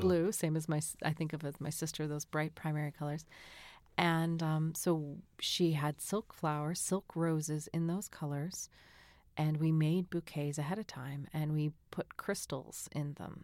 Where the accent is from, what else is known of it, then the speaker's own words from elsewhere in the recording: Massachusetts, United States; growing up in Massachusetts, we lived, um, there's a big, big hill with a little pond behind our house